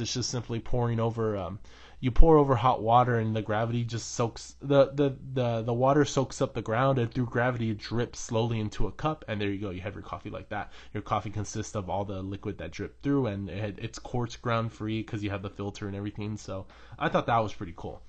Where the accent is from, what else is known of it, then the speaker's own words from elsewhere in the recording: United States; I'm an American